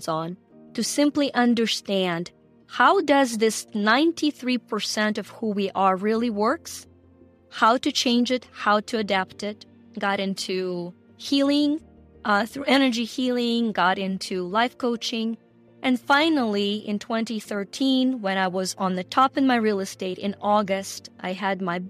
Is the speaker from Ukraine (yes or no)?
yes; Ukraine; moved away; you guys probably can hear the accent. I'm from Ukraine, former Soviet Union